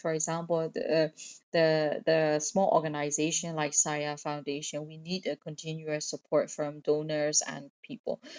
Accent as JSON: {"language": "English", "country": "Myanmar", "tie": "born or raised there"}